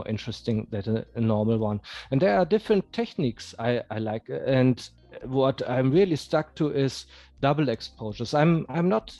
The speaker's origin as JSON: {"language": "English", "region": "North Rhine-Westphalia", "country": "Germany", "moved": "as an adult", "lives_now": "Munich, Germany", "said": "I'm living in Munich, but I'm from Westphalia in Germany, in the middle of Germany. And I moved to Munich 6 years ago"}